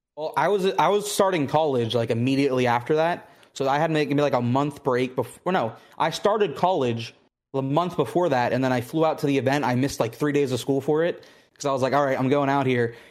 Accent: Pittsburgh, Pennsylvania, United States; moved away as an adult; now in Houston, United States; I'm originally from, uh, Pittsburgh, Pennsylvania

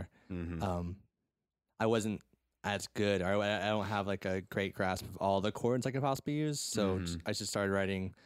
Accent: Houston, Texas, United States; I was born in Houston

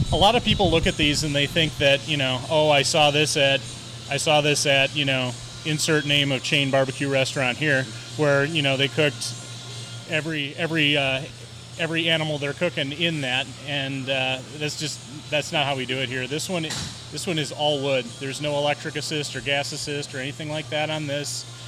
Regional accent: Wisconsin, United States; moved away as an adult; I'm from Wisconsin

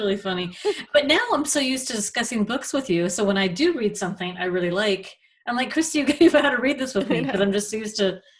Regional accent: Midwest, United States; I'm from the Midwest.

